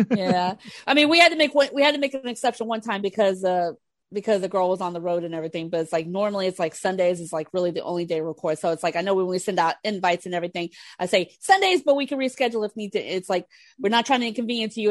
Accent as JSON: {"language": "English", "town": "Houston", "region": "Texas", "country": "United States", "tie": "born or raised there", "said": "in Texas, in Houston, my hometown"}